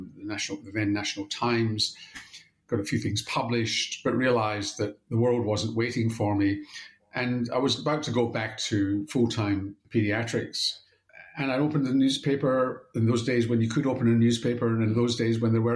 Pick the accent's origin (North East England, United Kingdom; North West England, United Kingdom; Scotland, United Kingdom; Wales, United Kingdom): Scotland, United Kingdom; now in Australia; growing up in Scotland